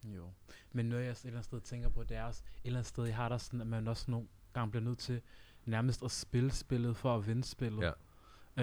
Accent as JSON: {"language": "Danish", "country": "Uganda", "moved": "yes", "lives_now": "Denmark", "said": "jeg er selv fra Uganda"}